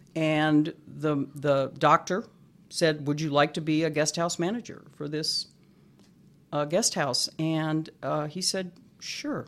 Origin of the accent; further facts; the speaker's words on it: Scottsdale, Arizona, United States; I was born and raised in Scottsdale